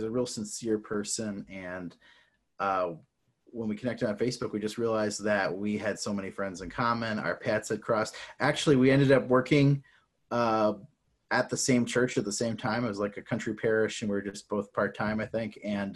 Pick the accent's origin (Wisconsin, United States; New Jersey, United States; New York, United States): New York, United States; Syracuse; I'm originally from Syracuse, New York.